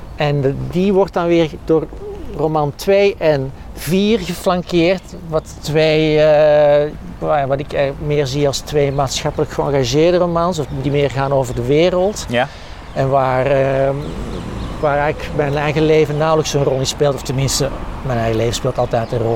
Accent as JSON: {"language": "Dutch", "town": "Edegem", "region": "Flanders", "country": "Belgium", "tie": "born or raised there", "also_born_or_lived": "Antwerp", "said": "ik ben opgegroeid in de Victoriastraat in Edegem"}